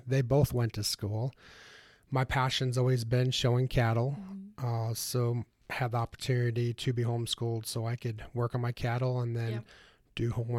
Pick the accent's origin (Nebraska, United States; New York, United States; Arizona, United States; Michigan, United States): Nebraska, United States; So I grew up in Northeast Nebraska. I grew up in a livestock showing family.